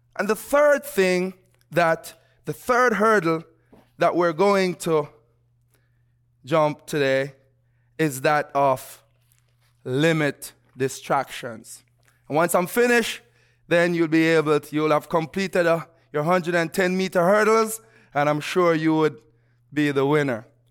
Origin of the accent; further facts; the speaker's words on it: Jamaica; moved away; growing up in Jamaica